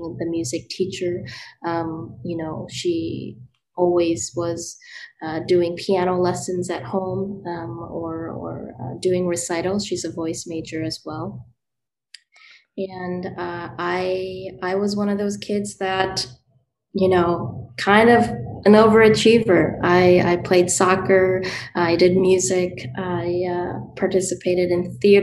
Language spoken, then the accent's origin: English; Madison, Wisconsin, United States; I am born and raised in Madison, Wisconsin.